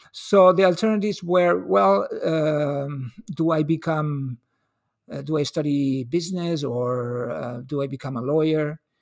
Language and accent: English; L'Hospitalet de Llobregat, Catalonia, Spain; now in Seattle, United States; was born and raised in Hospitalet. It's a little city outside Bar-, the Barcelona city limits